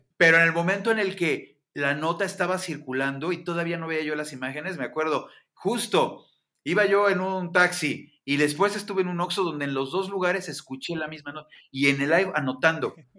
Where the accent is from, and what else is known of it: Mexico